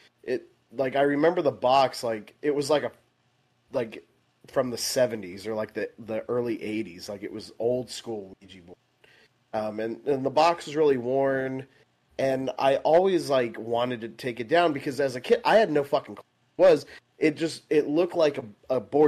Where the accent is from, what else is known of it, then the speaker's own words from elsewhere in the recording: Midland, Texas, United States; now in Dallas, United States; I grew up in Midland for I lived there until like 2012, and then I moved to Dallas.